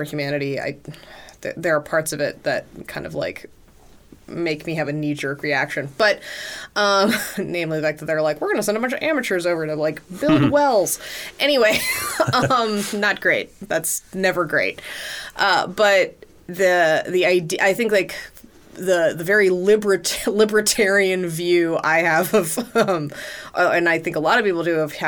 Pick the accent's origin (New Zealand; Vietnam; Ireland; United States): United States; as an American